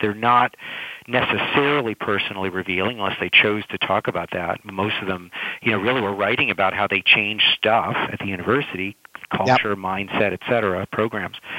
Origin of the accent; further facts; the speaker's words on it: California, United States; I'm from California